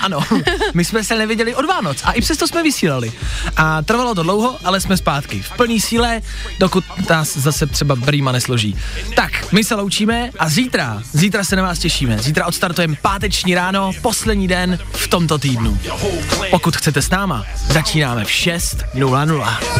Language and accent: Czech; Plzeň, Plzeň Region, Czechia; now in Prague, Czech Republic; já jsem z Plzně, chci říct, aby si nikdo nemyslel, já sice jako bydlíme tady v Praze, ale já jsem Plzeňák